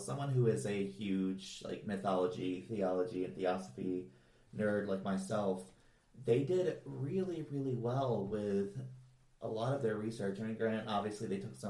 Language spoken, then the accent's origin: English; Lake Lanier, Georgia, United States; the lake that I grew up